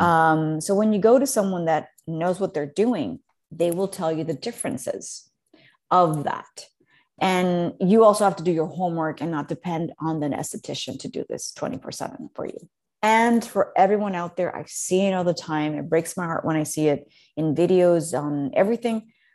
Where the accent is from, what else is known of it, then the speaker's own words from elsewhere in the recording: Mexico City, Mexico; growing up in Mexico City was, is, it's a big deal